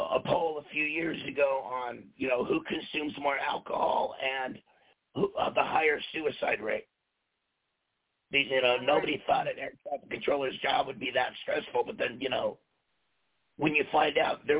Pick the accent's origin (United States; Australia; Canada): United States; California; also born or lived in Las Vegas, Nevada; now in Colorado, United States; Originally California. And then I spent many, many, many years in Vegas, and currently I live on a mountaintop in Colorado